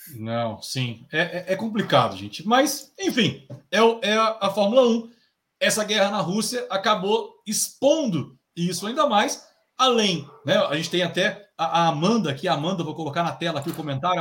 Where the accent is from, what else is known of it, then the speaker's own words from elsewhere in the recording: Brasília, Federal District, Brazil; o …, o … e …, nós somos de Brasília